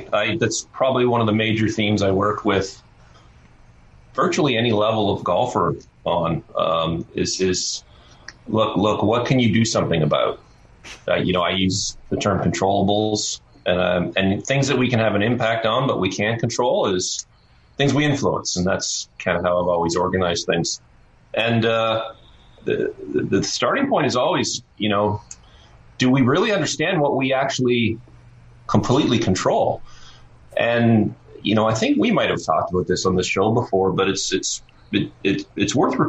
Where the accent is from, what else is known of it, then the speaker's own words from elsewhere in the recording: Oshawa, Ontario, Canada; Oshawa, Ontario.